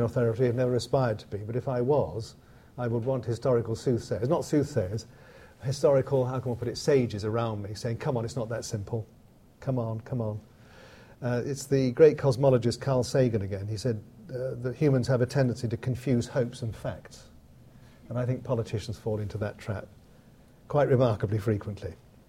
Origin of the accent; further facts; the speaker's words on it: United Kingdom; it is one of the great boons of being a Brit and being able to come here